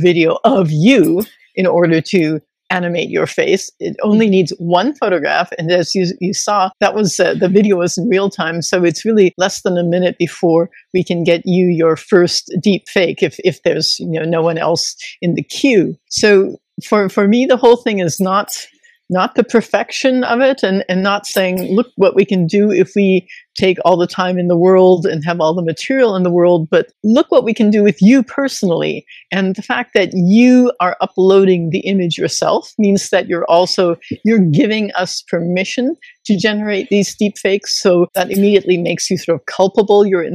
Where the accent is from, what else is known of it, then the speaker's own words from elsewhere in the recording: United States; as an American citizen